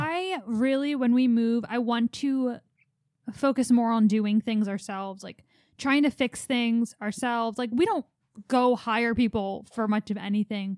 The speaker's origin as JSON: {"language": "English", "town": "Philadelphia", "region": "Pennsylvania", "country": "United States", "tie": "born or raised there", "said": "growing up in Philly"}